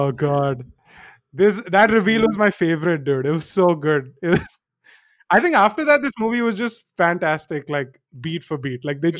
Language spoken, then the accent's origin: English; India; we shouldn't do live-in because I'm an Indian girl and all this stuff.